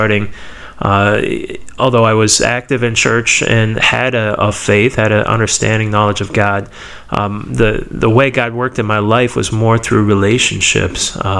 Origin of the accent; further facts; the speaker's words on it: Stow, Ohio, United States; I was born and raised in Akron area, Ohio, Stowe specifically